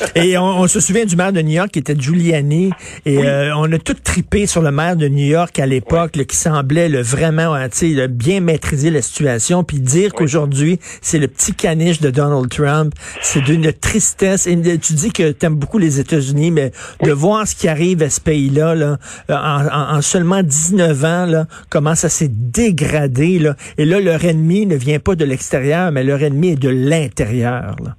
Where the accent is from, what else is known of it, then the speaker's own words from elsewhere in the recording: Montreal, Quebec, Canada; Moi je viens de Verdun, mon père travaillait dans une shop, on avait des revenus modestes